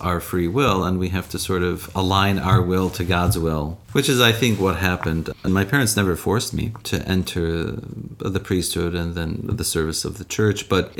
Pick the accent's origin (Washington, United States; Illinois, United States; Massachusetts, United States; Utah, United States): Illinois, United States; Chicago; I grew up in Chicago, a Midwesterner by birth and by training.